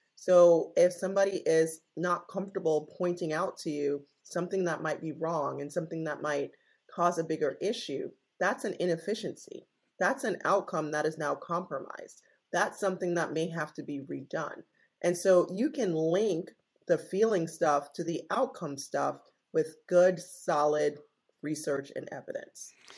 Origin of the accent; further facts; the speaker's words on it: Jamaica; moved away as an adult; now in United States; I am originally Jamaican, born and raised and I came to the United States for college in 1996.